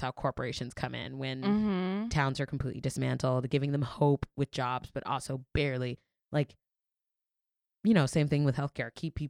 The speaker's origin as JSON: {"language": "English", "region": "the South", "country": "United States", "said": "Or I'm from the South. And I still go back to the South."}